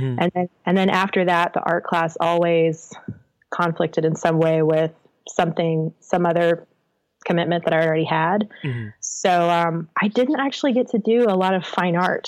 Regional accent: Kernersville, North Carolina, United States; moved away; I am from Kernersville, North Carolina, which is a little suburb around the Winston-Salem, Greensboro, High Point area of North Carolina. It's a great place to grow up

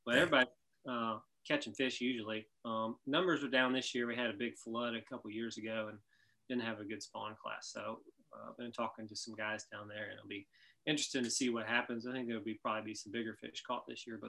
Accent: Memphis, Tennessee, United States; now in Asheville, United States; I grew up in Memphis

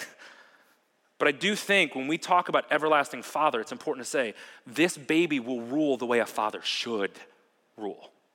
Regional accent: Ohio, United States; also born or lived in Wauwatosa, Wisconsin; now in Wisconsin, United States; when I was about six years old, my family moved to Ohio. And I spent most of my life there

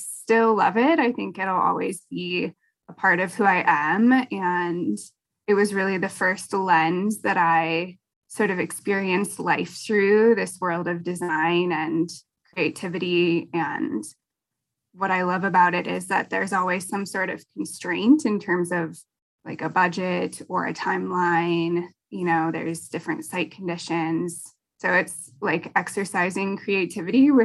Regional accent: Helena, Montana, United States; now in Bozeman, United States; I'm from Helena, Montana, and I live in Bozeman currently.

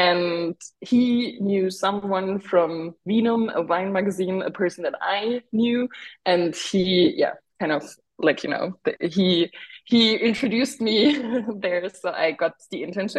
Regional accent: Markelsheim, Baden-Württemberg, Germany; I grew up with wine back home. Back home means in Markelsheim, a small village in the north of Württemberg, located in a region which is called Taubertal.

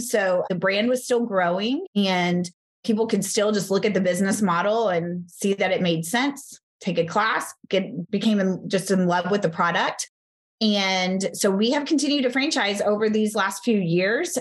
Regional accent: Texas, United States; I'm from Texas

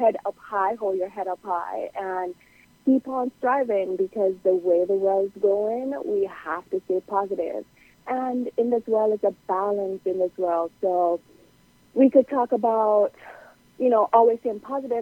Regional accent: Jamaica; now in Ocala, United States; growing up in Jamaica

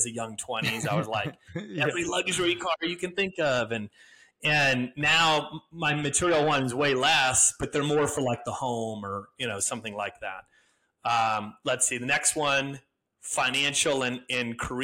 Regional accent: Wisconsin, United States; moved away; I'm from Wisconsin originally

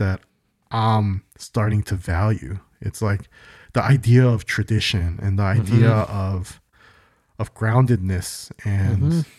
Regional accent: United States; born there; I was born in America, but I was in English as a second language. Because my parents instilled so much Korean stuff yes. in me

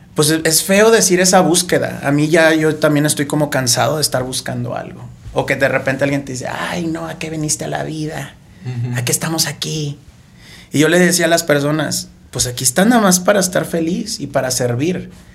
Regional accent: Tampico, Tamaulipas, Mexico; yo soy de Tampico.

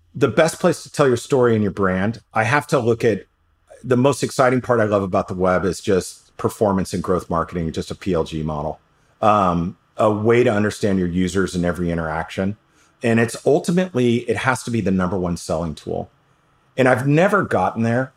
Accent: New York City, New York, United States; I grew up in New York City

